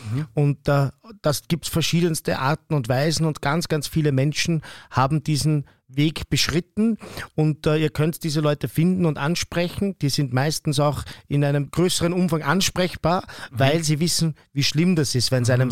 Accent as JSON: {"language": "German", "region": "Vienna", "country": "Austria", "said": "bei uns in Wien"}